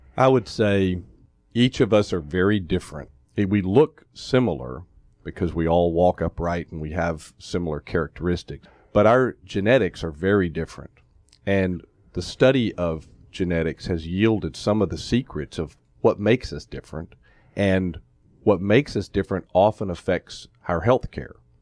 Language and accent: English; Atlanta, Georgia, United States; moved away as an adult; also born or lived in Columbia, South Carolina / Fort Worth, Texas / Albuquerque, New Mexico / Memphis, Tennessee; I grew up here in Atlanta, um, went to Tucker High School